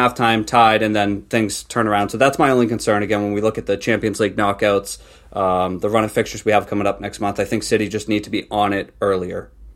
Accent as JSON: {"language": "English", "region": "New England", "country": "United States", "tie": "born or raised there", "said": "grew up, you know, living at my parents' house, Um, and obviously the, I was, I'm from New England"}